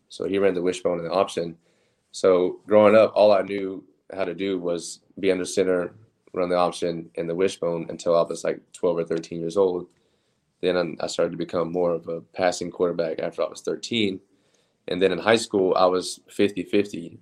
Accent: Oklahoma City, Oklahoma, United States; moved away as an adult; also born or lived in Texas; I'm from Oklahoma City, so um, we can get four seasons in one day in Oklahoma

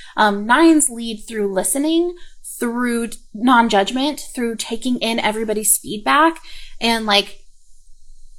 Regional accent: the South, United States; accent: southern; My southern accent just went

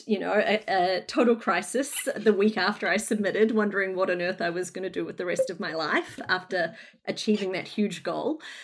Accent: Northland, New Zealand; moved away as an adult; also born or lived in Brunswick, Melbourne, Australia; now in Melbourne, Australia; I hail from Northland in New Zealand, Aotearoa, where I, um, was very fortunate to, to grow up and get educated and work for a little bit.

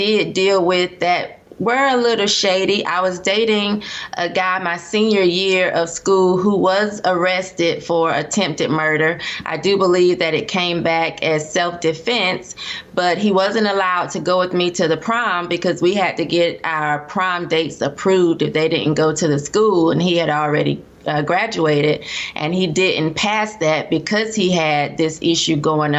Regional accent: Durham, North Carolina, United States; I was raised in Durham, North Carolina

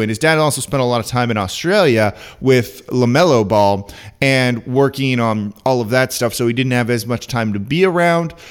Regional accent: Los Angeles, California, United States; now in New Orleans, United States; I'm from Los Angeles.

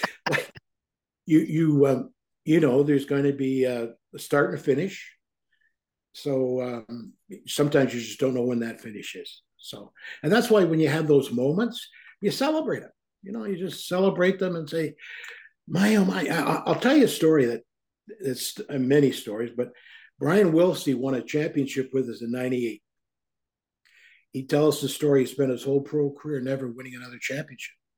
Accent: Toronto, Ontario, Canada; also born or lived in Guelph; When I was a young kid growing up in Toronto

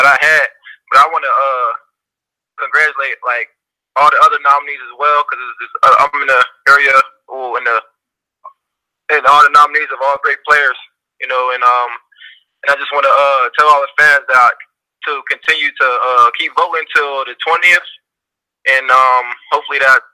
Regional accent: Pittsburgh, Pennsylvania, United States; moved away as an adult; also born or lived in Cincinnati; I'm from Pittsburgh

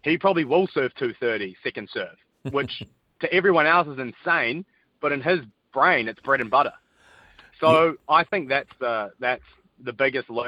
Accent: New Zealand; We're two Indians from New Zealand

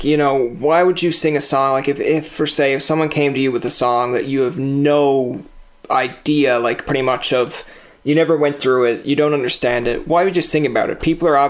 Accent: Newfoundland and Labrador, Canada; I'm from Newfoundland, so everything sounds crazy outside Newfoundland.

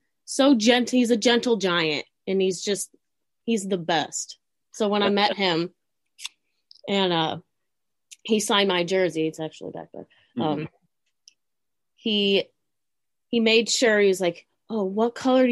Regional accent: St. Louis, Missouri, United States; I was born and raised in St. Louis

